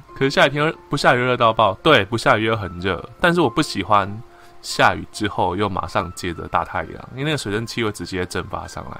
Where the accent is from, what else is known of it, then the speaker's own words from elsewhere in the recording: Tainan, Taiwan; 身为一个 台南人